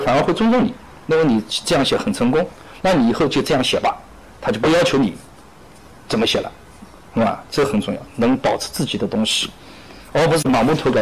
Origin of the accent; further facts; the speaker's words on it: Jintan, Jiangsu, China; also born or lived in Nantong; 江苏金坛人，金坛是一个好地方。